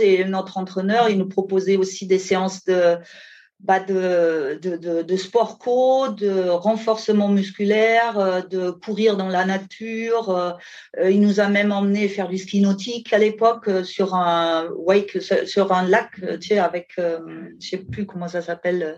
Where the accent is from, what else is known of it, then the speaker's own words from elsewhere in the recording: Germany; French is a second language; moved away as an adult; also born or lived in Ardèche, France; now in France; je viens euh, à l'origine d'Allemagne, où j'ai passé les 20 premières années bah, avec mes parents en Allemagne